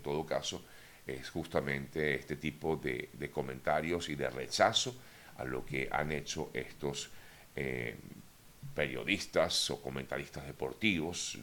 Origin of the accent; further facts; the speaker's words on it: Venezuela; moved away; como venezolano me siento totalmente eh, golpeado ante este tipo de, comentarios totalmente fuera de lugar, en principio, como venezolano. En segundo lugar, también como migrante